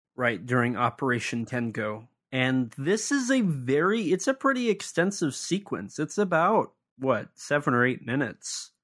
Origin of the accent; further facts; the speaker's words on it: United States; I'm an American